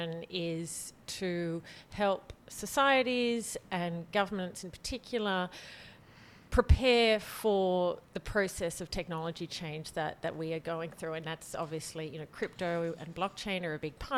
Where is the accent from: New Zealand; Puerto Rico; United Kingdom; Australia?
Australia; moved away as an adult; now in France; I grew up in Australia.